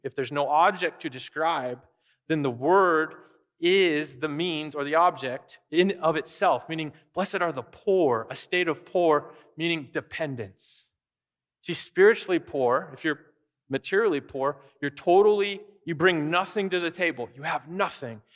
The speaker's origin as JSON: {"language": "English", "country": "United States", "said": "people can tell we're American"}